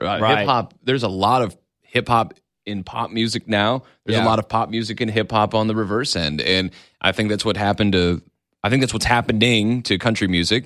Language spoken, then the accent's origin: English; outside of Detroit, Michigan, United States; moved away as an adult; also born or lived in Lansing, Michigan / Raleigh / Charlotte; now in Augusta, United States; so I grew up outside of Detroit, and I got my first radio job professionally when I was 18